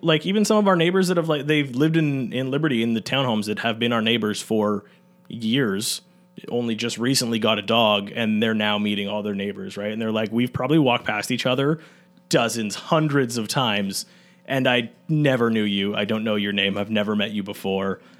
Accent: Newmarket, Ontario, Canada; I'm, uh, born and raised in Newmarket

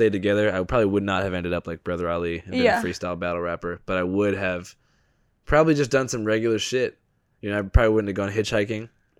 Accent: Seattle, Washington, United States; I'm from Seattle.

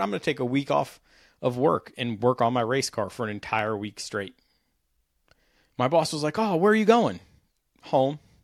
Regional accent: Washington, District of Columbia, United States; I grew up riding motorcycles around the Capital Beltway in D.C.

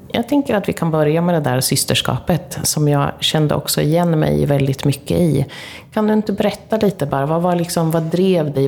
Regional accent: Linköping, Östergötland, Sweden; vi är ju från Linköping båda två

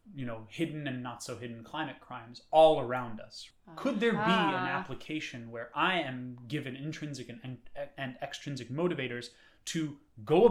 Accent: New York City, New York, United States; growing up in New York City

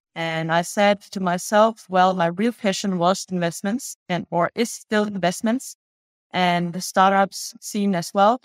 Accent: Germany; moved away as an adult; also born or lived in Vietnam / Vienna, Austria; now in Paris, France; I grew up in Germany, was born in Vietnam

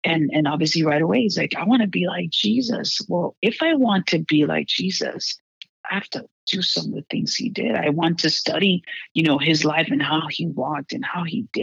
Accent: Houston, Texas, United States; moved away as an adult; I'm from Houston, Texas as well, and growing up in this ultra conservative background in Texas

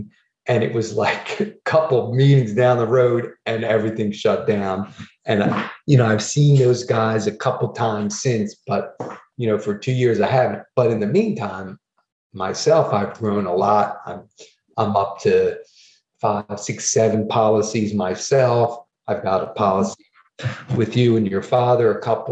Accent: New Jersey, United States; I'm from New Jersey

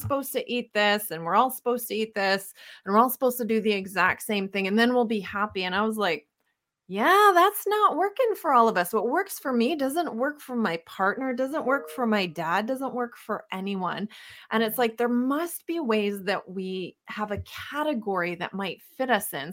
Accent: Winnipeg, Manitoba, Canada; moved away as an adult; also born or lived in Calgary / Southern California; we're born and raised in Winnipeg, Manitoba, love living in Canada

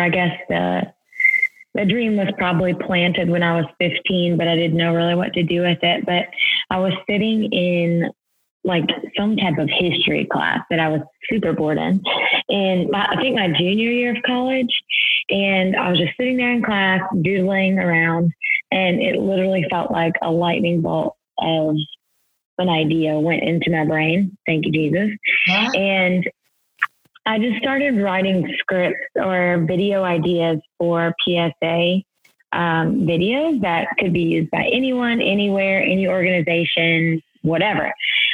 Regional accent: Louisiana, United States; also born or lived in New York City, United States; now in Houston, United States; I am from Louisiana

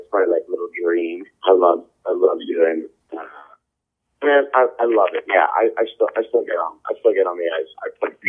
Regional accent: Boston, Massachusetts, United States; moved away; I grew up in Boston.

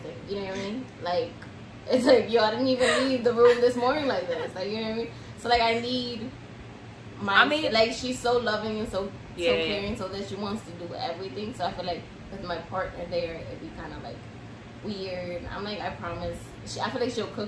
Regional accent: New York City, New York, United States; I'm from the Bronx

